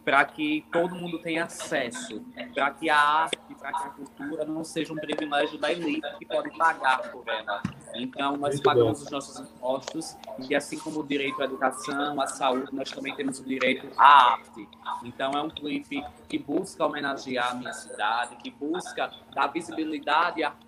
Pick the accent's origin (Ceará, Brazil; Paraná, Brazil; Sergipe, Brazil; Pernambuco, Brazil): Sergipe, Brazil; Tobias Barreto; Sou um ator, um artista sergipano e sou daqui, de Tobias Barreto, a capital dos bordados, do crivo e a terra do rechinê.